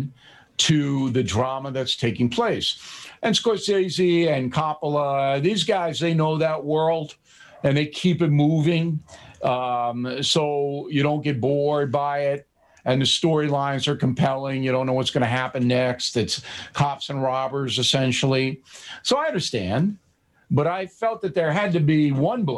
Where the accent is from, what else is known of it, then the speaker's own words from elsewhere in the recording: Levittown, New York, United States; I was brought up in Levittown